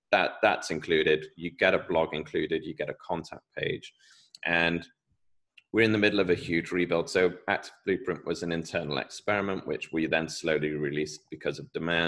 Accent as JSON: {"language": "English", "country": "United Kingdom", "accent": "British", "said": "my British accent"}